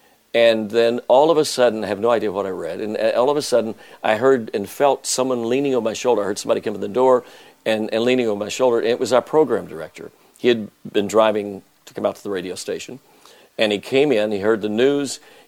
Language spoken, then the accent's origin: English; San Angelo, Texas, United States; 140 miles from my hometown in San Angelo